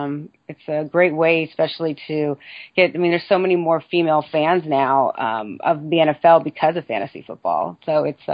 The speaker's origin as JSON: {"language": "English", "town": "San Francisco", "region": "California", "country": "United States", "tie": "born or raised there", "also_born_or_lived": "Dallas", "said": "I grew up in the Bay Area in San Francisco"}